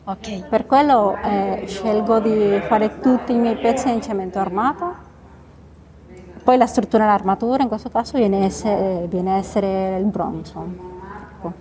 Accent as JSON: {"language": "Italian", "country": "Venezuela", "tie": "born or raised there", "also_born_or_lived": "Bogotá, Colombia / Italy / France / Geneva, Switzerland", "accent": "Spanish", "second_language": "Italian", "moved": "as an adult", "lives_now": "Divonne-les-Bains, France", "said": "Ho vissuto in Venezuela ovviamente perché è la mia terra natale"}